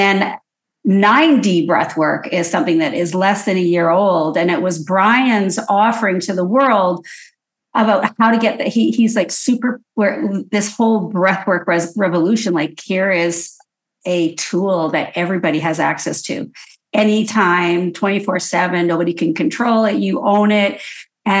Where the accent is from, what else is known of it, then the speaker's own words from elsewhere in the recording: Edmonton, Alberta, Canada; now in Vancouver, Canada; I'm born and raised in Edmonton, Alberta, moved to Vancouver quickly